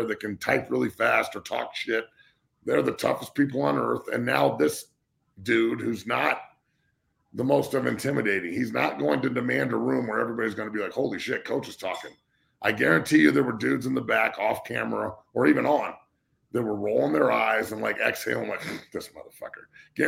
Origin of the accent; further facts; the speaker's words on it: Denver, Colorado, United States; I love watching the Nuggets as much as I do, and I'm so glad they're in my hometown